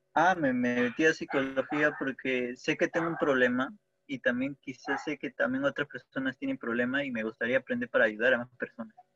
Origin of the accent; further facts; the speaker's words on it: Peru; soy de Perú.